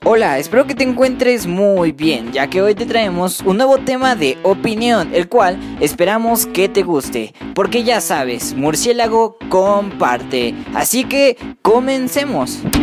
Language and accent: Spanish; Mexico; como mexicanos